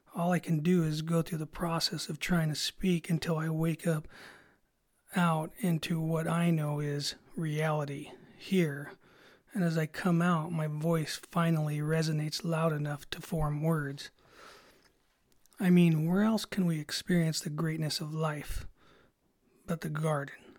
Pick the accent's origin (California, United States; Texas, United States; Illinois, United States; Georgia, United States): California, United States; Salinas; I grew up in Salinas